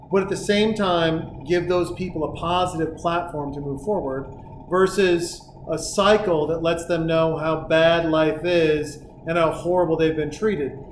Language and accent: English; Montana, United States; from Montana. I became a Niners fan because of Joe Montana